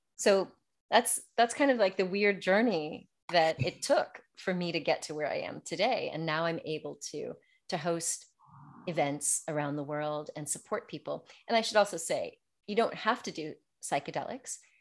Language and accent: English; United States; moved away as an adult; now in France; growing up in America